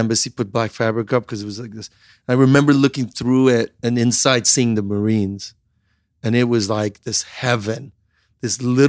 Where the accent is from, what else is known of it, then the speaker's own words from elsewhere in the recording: Iran; And I grew up in Iran, like looking at like the $6 million man, Steve Austin.